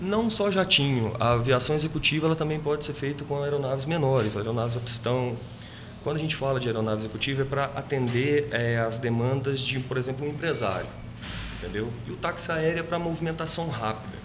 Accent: Cristina, Minas Gerais, Brazil; now in Itajubá, Brazil; Sou natural de Cristina, nasci no sítio. Faz uns 14 anos que eu moro aqui em Itajubá.

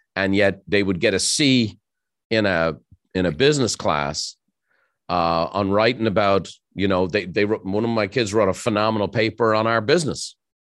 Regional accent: Ireland; moved away as an adult; now in United States; growing up in Ireland

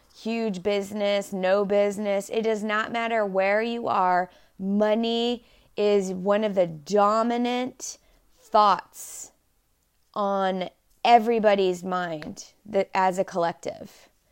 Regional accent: Dallas, Texas, United States; I was born and raised in Dallas, Texas

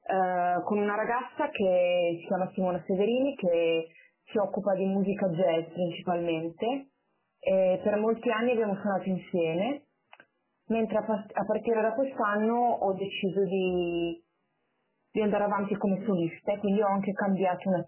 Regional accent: Milan, Lombardy, Italy; sono di Milano

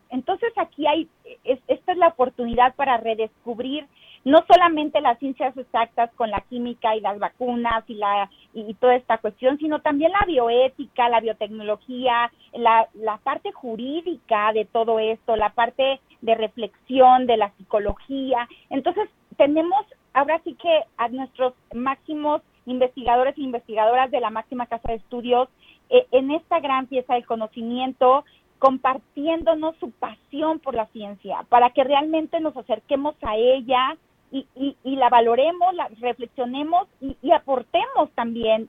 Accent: Huasteca Potosina, San Luis Potosí, Mexico; also born or lived in Ciudad Valles; now in Mexico City, Mexico; todos mis huastecos potosinos que tanto amo mi tierra

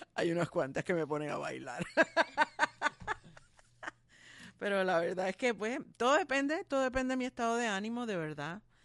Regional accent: Puerto Rico; somos unos cuantos boricuas ahí

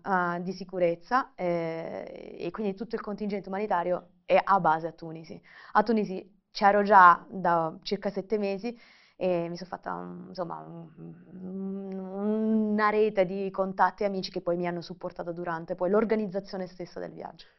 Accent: Brindisi, Apulia, Italy; accent: Salentino; Io sono originaria di Brindisi, non so se si sente un po' salentina

